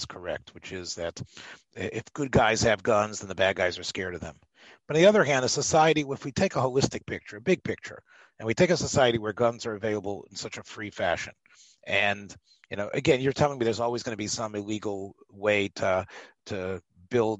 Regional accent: the South, Southern United States, United States; I am a Southern boy, and where I come from, there's parks named after Nathan Bedford Forrest

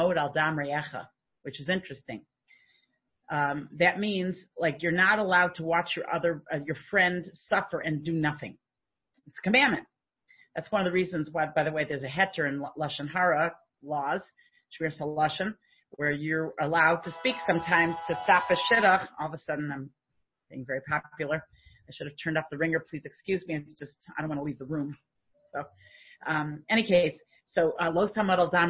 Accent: United States; now in Canada; Now, I'm an American.

